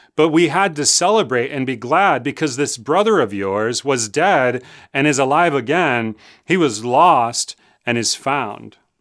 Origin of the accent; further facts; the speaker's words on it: Chicago, Illinois, United States; I grew up in Chicago. I went to Lane Tech High School